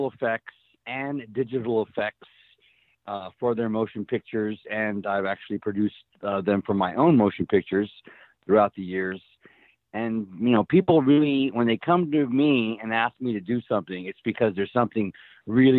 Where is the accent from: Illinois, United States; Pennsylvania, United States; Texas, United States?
Texas, United States; Helotes; I grew up in Helotes, Texas